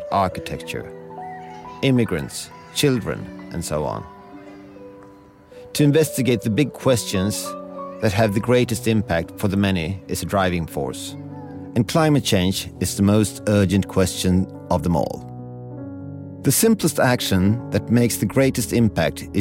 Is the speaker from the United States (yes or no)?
no; Stockholm, Stockholm County, Sweden; I'm speaking to you from Stockholm, Sweden, my hometown, and where I studied architecture a long time ago.